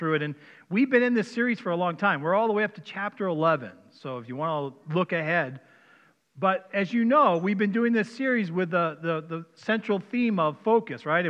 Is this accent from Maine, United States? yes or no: yes; Maine, United States; born or raised there; accent: Maine; moved away as an adult; now in Minnesota, United States